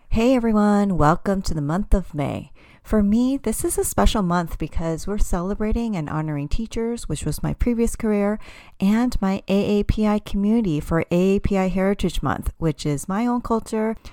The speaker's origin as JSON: {"language": "English", "country": "United States", "tie": "born or raised there", "said": "I identify as an American-born Cantonese woman, meaning I'm considered a second generation immigrant because my parents immigrated to the U S from overseas, specifically Hong Kong."}